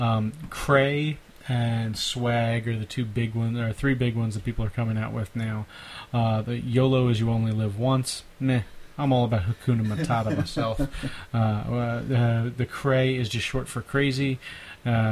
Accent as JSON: {"language": "English", "town": "Philadelphia", "region": "Pennsylvania", "country": "United States", "accent": "Philly", "said": "my Philly accent"}